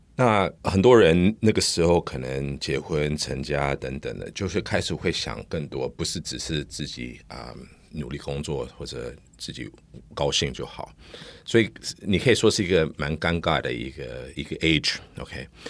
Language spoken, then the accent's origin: Chinese; United States; Chinese is a second language; now in Taiwan; 因为我在美国成长的，所以我，我的英文到现在还是比我中文好